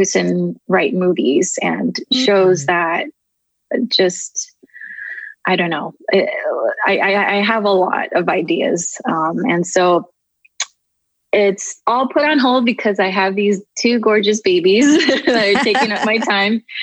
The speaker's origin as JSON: {"language": "English", "region": "Southern California", "country": "United States", "tie": "born or raised there", "also_born_or_lived": "Tokyo, Japan", "said": "we immigrated here when I was about 3 to California. Been living here ever since. And I just kind of grew up in different neighborhoods"}